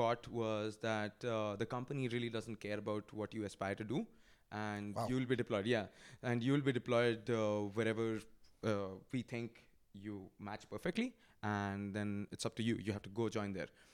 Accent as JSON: {"language": "English", "town": "Bhubaneswar", "region": "Odisha", "country": "India", "tie": "born or raised there", "moved": "yes", "said": "I was in my hometown, when I was in Bhubaneswar"}